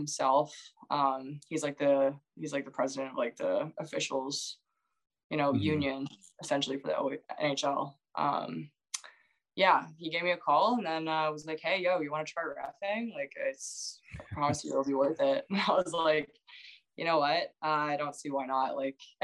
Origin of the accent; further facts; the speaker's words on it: Blackstock, Ontario, Canada; also born or lived in Port Perry; my hometown, I'm from Blackstock, but Port Perry as well